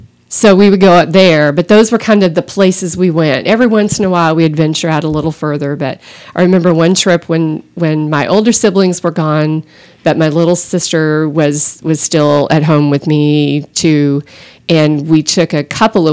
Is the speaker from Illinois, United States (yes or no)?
no; Austin, Texas, United States; I grew up in Austin